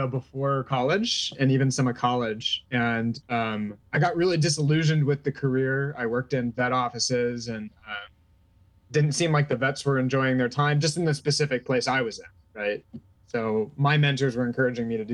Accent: Bay Area, California, United States; moved away as an adult; also born or lived in Madison, Wisconsin; now in Amherst, United States; I grew up in the Bay Area in California

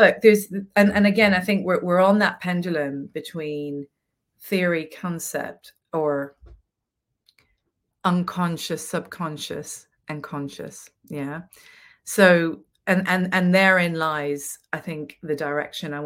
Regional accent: Venezuela; I grew up in Venezuela

